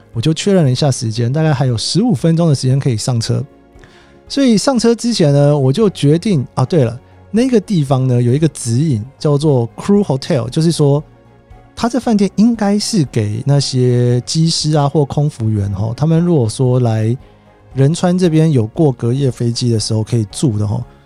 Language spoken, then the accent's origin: Chinese; Taipei, Taiwan; moved away as an adult; also born or lived in Japan / United States; 我台北人嘛，那家里面比较忙，常常就是一个人在家里面，然后自己去图书馆啊什么的